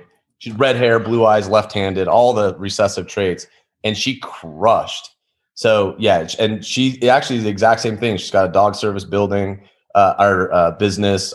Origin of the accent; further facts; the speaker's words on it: Salt Lake City, Utah, United States; born and raised in Salt Lake City, Utah